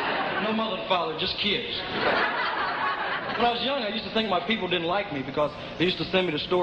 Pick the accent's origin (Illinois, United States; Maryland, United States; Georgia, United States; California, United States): Illinois, United States; Peoria; I'm not a New Yorker. My home's in Peoria, Illinois. And I'm from an average-type family, 11 kids.